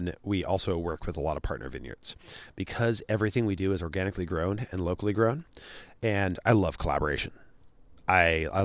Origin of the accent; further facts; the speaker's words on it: Sacramento, California, United States; growing up in Sacramento here, we grew up in South Sac, which is a really poor neighborhood